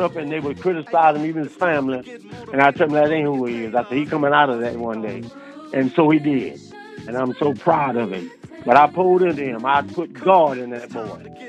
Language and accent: English; Florida, United States; now in Delaware, United States; I grew up in Florida. And I left Florida and came to Delaware